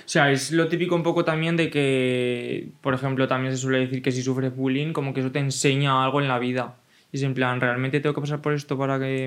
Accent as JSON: {"language": "Spanish", "area": "a village in Cuenca", "region": "Castilla-La Mancha", "country": "Spain", "tie": "born or raised there", "said": "yo tenía un contexto rural de un pueblo de Castilla-La Mancha"}